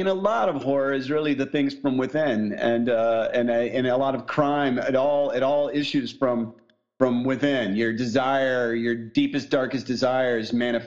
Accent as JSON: {"language": "English", "region": "southern Indiana", "country": "United States", "tie": "born or raised there", "moved": "yes", "said": "I grew up in Indiana right next to Nashville."}